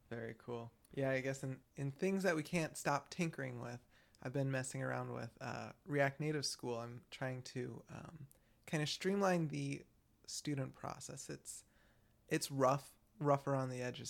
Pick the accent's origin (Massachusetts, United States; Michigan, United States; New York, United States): Michigan, United States; I'm from Michigan and I'm constantly called out for my accent